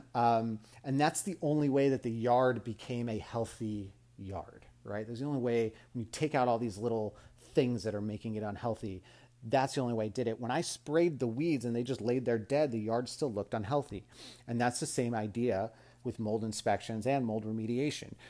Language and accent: English; Las Vegas, Nevada, United States; also born or lived in Mississippi; I was from Las Vegas